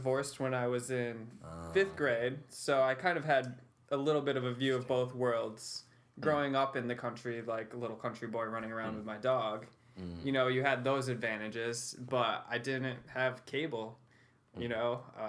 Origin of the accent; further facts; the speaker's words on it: Westernville, New York, United States; Pretty isolated, really.